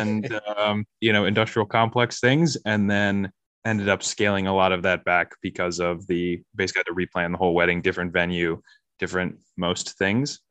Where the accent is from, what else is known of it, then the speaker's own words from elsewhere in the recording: Harrisburg, Pennsylvania, United States; moved away as an adult; also born or lived in New York City / Chicago; I grew up in Harrisburg, Pennsylvania.